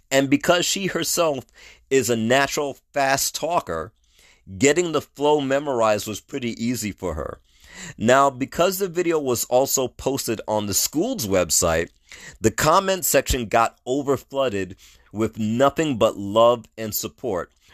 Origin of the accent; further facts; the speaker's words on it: New York, United States; the New York educational system that I grew up